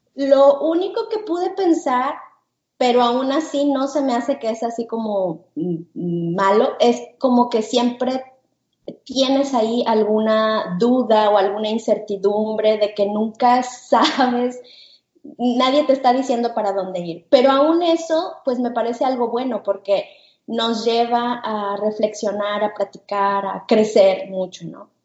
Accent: Guadalajara, Jalisco, Mexico; moved away as an adult; now in United States; Yo soy de México, nosotros somos de Guadalajara, este, pero tenemos dos años viviendo aquí en, Estados Unidos

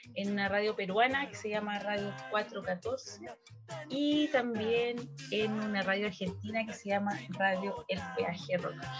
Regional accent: Valparaíso, Chile; soy de Valparaíso

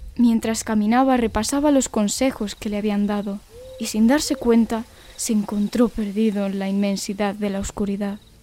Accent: Extremadura, Spain; mi pueblo, Extremadura, en Extremadura

